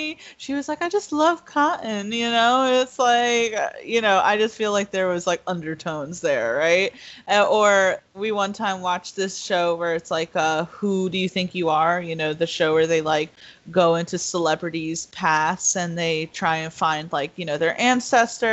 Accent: the North, Northern United States, United States; I'm from the North

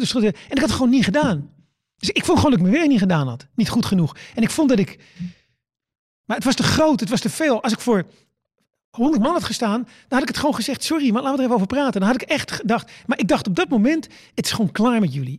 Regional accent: Netherlands; ik kom uit Nederland

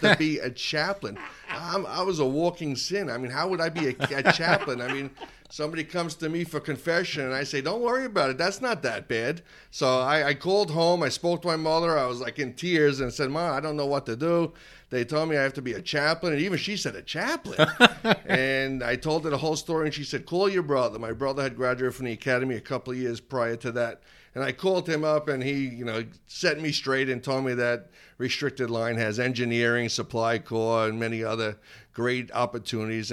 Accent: Massapequa, New York, United States; moved away; I was from Massapequa, so we're a couple of towns away

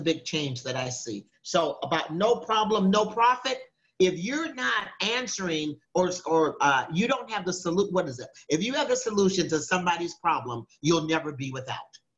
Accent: Minneapolis, Minnesota, United States; I was raised in Minneapolis, Minnesota

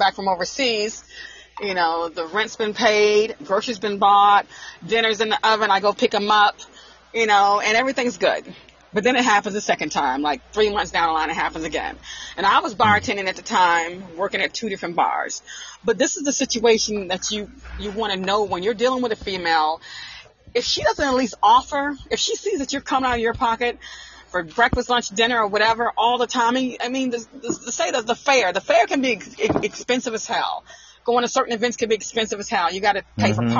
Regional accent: Arkansas, United States; moved away as an adult; also born or lived in Newport News, Virginia; I'm from the country. I'm from Arkansas.

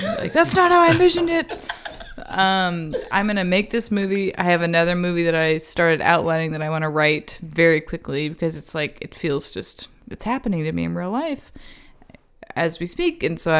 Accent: Seguin, Texas, United States; moved away; I'm from Seguin, Texas. Like, I knew one Jewish family until I turned 18.

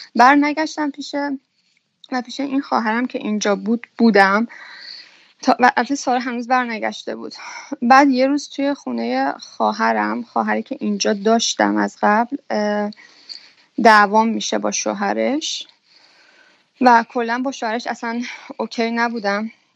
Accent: Iran; moved away as an adult; now in Belgium; اون موقع که از ایران زدم بیرون

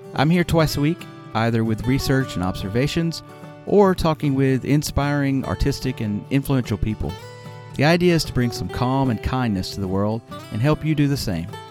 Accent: Alabama, United States; moved away as an adult; also born or lived in Nagano, Japan; I grew up in Alabama

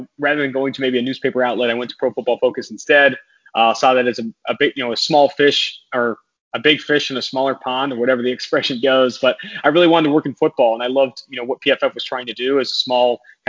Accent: Oakland, California, United States; also born or lived in San Diego, California; I'm from Oakland, California

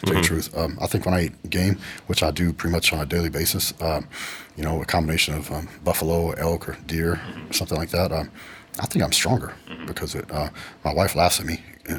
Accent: West Texas, United States; I grew up in the country, man. I grew up in West Texas on a cattle ranch. Our closest neighbor was probably 8 miles away.

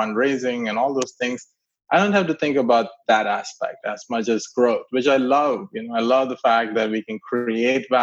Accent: India; moved away as an adult; also born or lived in Clemson; I grew up in India, middle class family. My dad was working in the railways, and that means he was building tracks in places that were pretty remote. So kept moving around

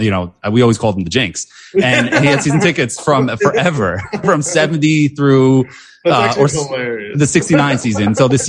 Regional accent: Long Island, New York, United States; Jets fan from Long Island. Like that was me.

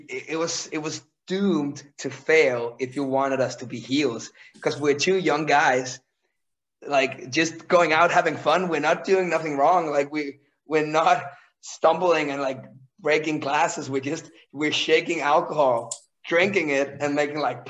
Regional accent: Randers, Central Denmark Region, Denmark; the hometown that I'm from, which is Randers

